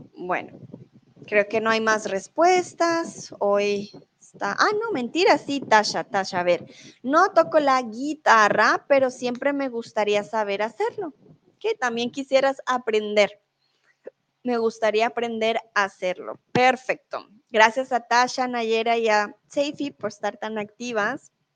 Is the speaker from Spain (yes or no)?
no; Colombia; now in Germany